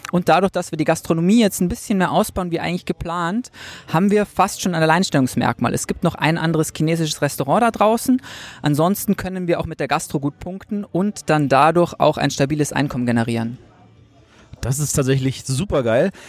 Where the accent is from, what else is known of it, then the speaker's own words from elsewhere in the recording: Munich, Bavaria, Germany; Ähm, wie man hört, ja, ich bin aus München.